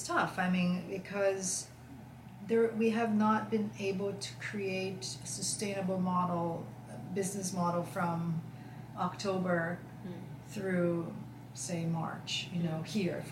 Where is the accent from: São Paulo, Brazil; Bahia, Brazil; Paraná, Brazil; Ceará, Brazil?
São Paulo, Brazil; also born or lived in New York City; now in Sag Harbor, United States; I came from Brazil with 20 million people in São Paulo, which I love São Paulo, and came from New York City, huge.